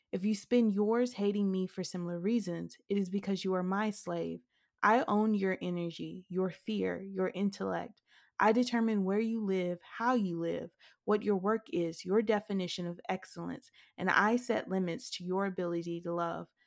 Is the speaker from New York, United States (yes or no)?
no; Mississippi, United States; I never imagined writing outside of Mississippi